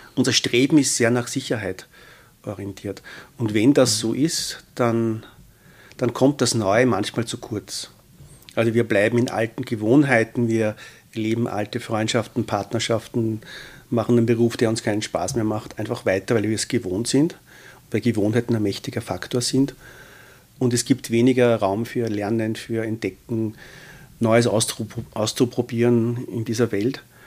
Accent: Austria; wir als äh, Österreicher

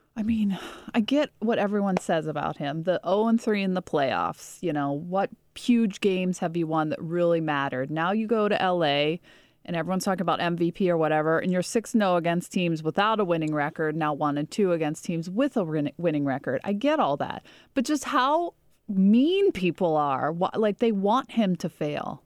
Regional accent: Pittsburgh, Pennsylvania, United States; moved away; my hometown team

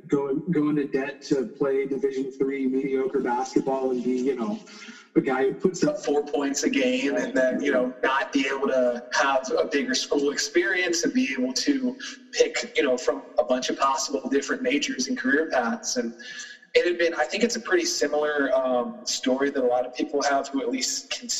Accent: Burke, Virginia, United States; moved away as an adult; now in Roanoke, United States; I grew up in the D.C. suburbs in Burke, Virginia

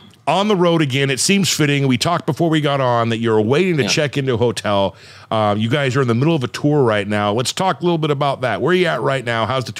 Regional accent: Medford, Oregon, United States; It's literally my hometown.

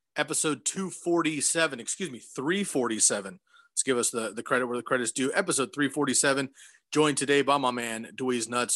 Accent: Central California, United States; now in Oregon, United States; I grew up in Central California

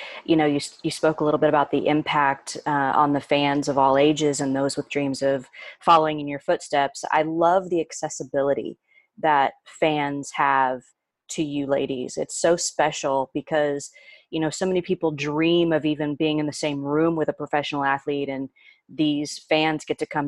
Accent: Indiana, United States; moved away; the Indiana Pacers, my home state

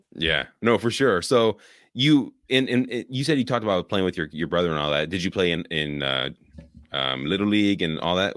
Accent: Bay Area, California, United States; also born or lived in Oakland; born in Oakland, grew up in the Bay Area

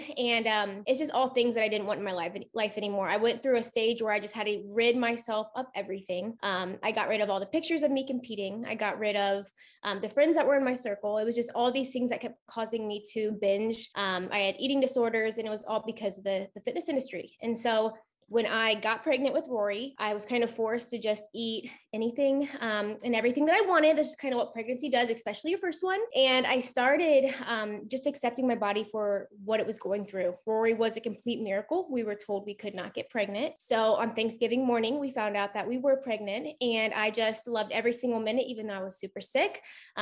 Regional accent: Columbus, Ohio, United States; I'm 29 from Columbus, Ohio

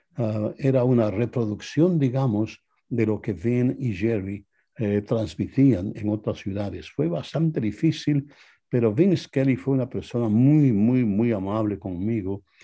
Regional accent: Quito, Pichincha, Ecuador; moved away as an adult; now in Los Angeles, United States; Yo soy oriundo de Quito, Ecuador.

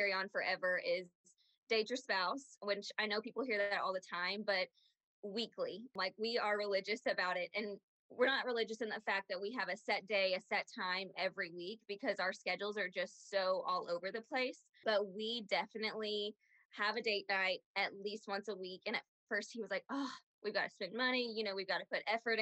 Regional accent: Aledo, Texas, United States; we grew up in Aledo.

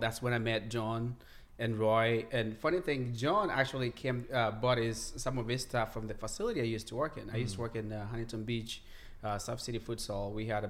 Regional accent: Kenya; now in United States; I grew up in Kenya. I came to the U.S. 2010, I believe.

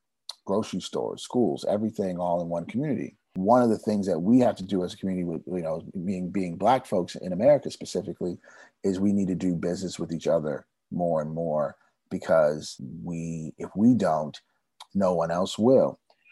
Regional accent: Germany; also born or lived in California, United States; now in United States; You know, I've been all around the world, right? I grew up in Germany, but mostly lived in California my whole life.

